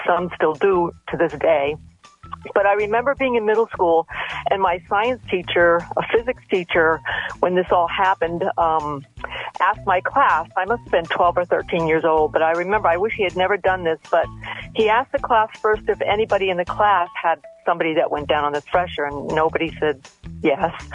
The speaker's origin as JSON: {"language": "English", "town": "Groton", "region": "Connecticut", "country": "United States", "tie": "born or raised there", "said": "I grew up in Groton, Connecticut"}